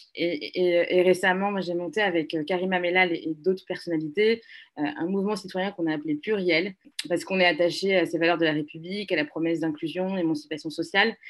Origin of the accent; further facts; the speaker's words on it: Lomé, Maritime, Togo; moved away as an adult; now in France; je suis née, j'ai grandi à Lomé.